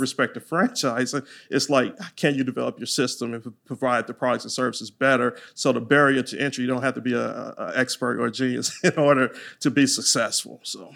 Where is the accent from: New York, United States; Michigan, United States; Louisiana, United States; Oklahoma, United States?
Louisiana, United States; accent: Louisiana twang; now in Texas, United States; I'm from Louisiana, so you might hear that Louisiana twang